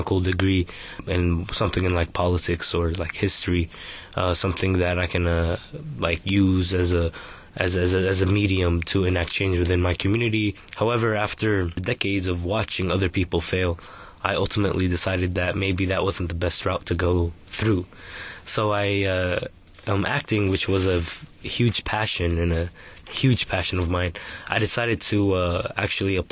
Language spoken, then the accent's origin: English; San Francisco, California, United States; I was born in San Francisco, California. I've been here most of my life.